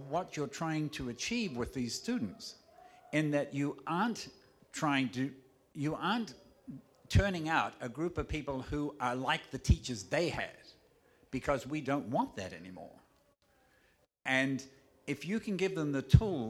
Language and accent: English; New Zealand; also born or lived in Ontario, Canada; now in New York City, United States; I grew up in New Zealand, and I taught for quite a long time in Ontario, Canada.